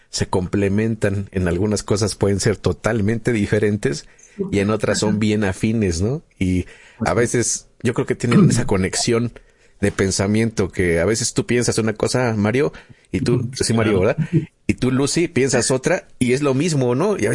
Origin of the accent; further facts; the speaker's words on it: Mexico City, Mexico; Soy de, la Ciudad de México.